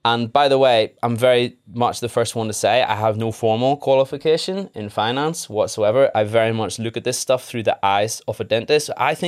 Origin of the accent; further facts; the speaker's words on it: Northern Ireland, United Kingdom; now in England; So I'm a dentist as well. I qualified in Leeds in 2016. I'm originally from Northern Ireland. My accent has waned a little bit.